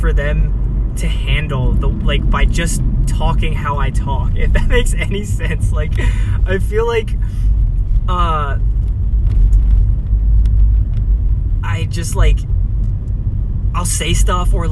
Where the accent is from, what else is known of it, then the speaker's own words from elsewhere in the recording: New Jersey, United States; moved away as an adult; now in California, United States; I'm living in California and I'm from Jersey, which is not California at all